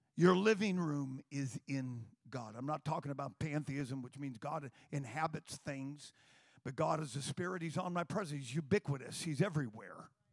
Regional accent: Turlock, California, United States; there was a church on Tur- in Turlock

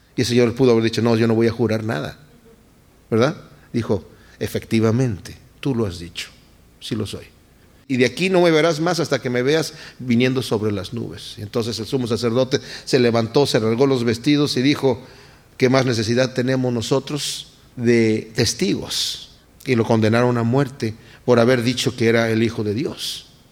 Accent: Mexico; Yo todavía crecí en un momento en México donde la palabra de una persona valía

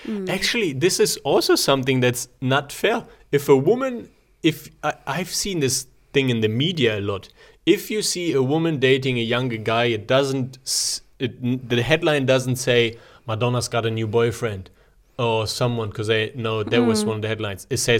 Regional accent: Germany; now in Zurich, Switzerland; I grew up in Germany

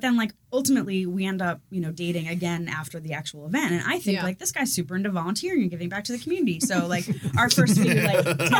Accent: outside of Philadelphia, Pennsylvania, United States; moved away as an adult; also born or lived in Washington, District of Columbia, United States; now in Columbus, United States; I grew up outside of Philly.

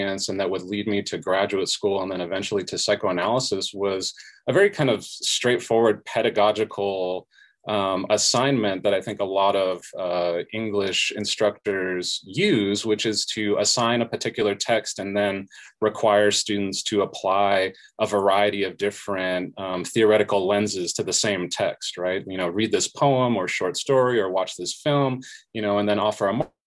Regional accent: Southern California, United States; So I was a first generation college student growing up in Southern California

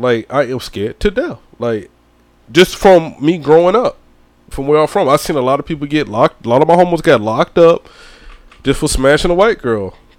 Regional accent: St. Simons Island, Georgia, United States; I'm from St. Simon's Island, Georgia

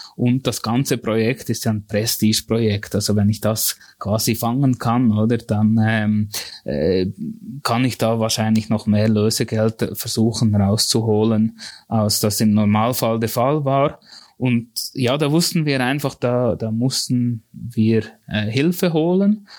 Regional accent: near Thun, Bern, Switzerland; ich bin eigentlich ganz bürgerlich in dem Sinne aufgewachsen, in der, in der Nähe von Thun

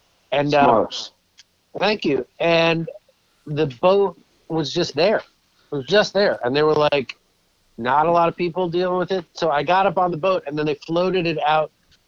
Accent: Ireland; It is. I'm Irish. I know.

